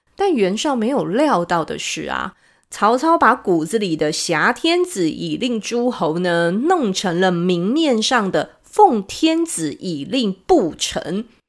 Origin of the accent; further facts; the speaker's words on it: Taiwan; 我们台湾话